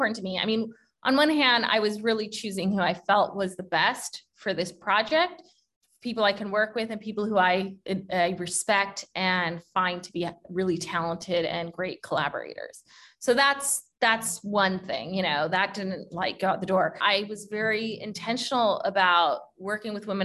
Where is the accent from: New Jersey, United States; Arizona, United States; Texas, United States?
Arizona, United States; also born or lived in New York; now in California, United States; I was born and raised in Arizona, lived in California before, and then I was 12 years in New York.